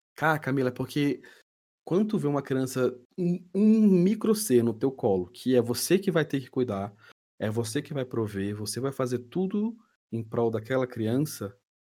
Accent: Brasília, Federal District, Brazil; sou natural de Brasília

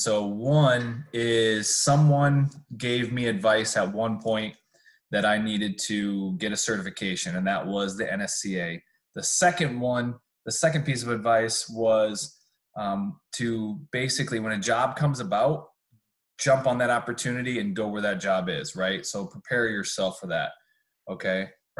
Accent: California, United States; So I came from California. I got my certification, started getting my Rolodex of people, start meeting some coaches.

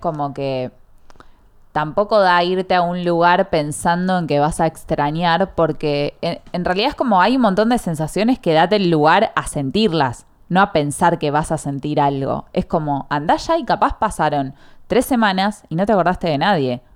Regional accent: Argentina; soy argentina.

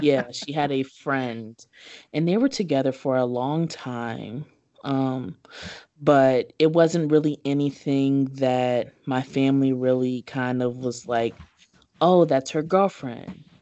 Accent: Kentucky, United States; As a child, I grew up in Kentucky.

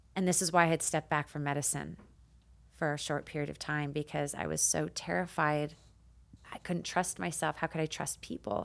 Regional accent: Canada; moved away as an adult; now in United States; I immigrated to the United States from Canada

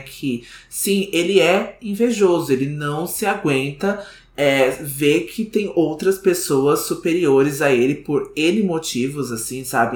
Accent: Brazil

